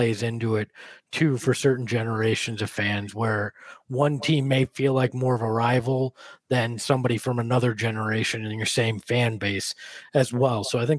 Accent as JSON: {"language": "English", "town": "Boston", "region": "Massachusetts", "country": "United States", "tie": "born or raised there", "said": "I was born in Boston"}